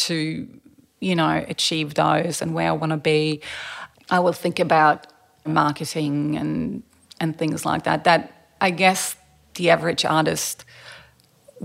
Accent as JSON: {"language": "English", "region": "Berlin", "country": "Germany", "tie": "born or raised there", "also_born_or_lived": "Sweden", "moved": "yes", "lives_now": "Australia", "said": "I grew up in East Berlin behind the Iron Curtain"}